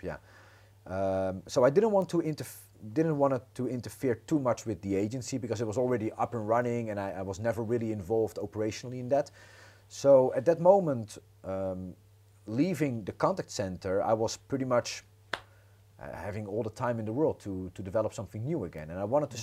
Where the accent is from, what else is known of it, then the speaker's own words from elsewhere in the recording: Netherlands; moved away as an adult; now in Croatia; originally born and raised in the Netherlands, and I moved to Croatia 15 years ago.